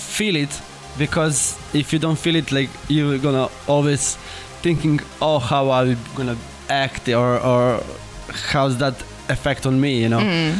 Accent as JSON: {"language": "English", "country": "Argentina", "said": "where are you from? You know, and I'm from Argentina."}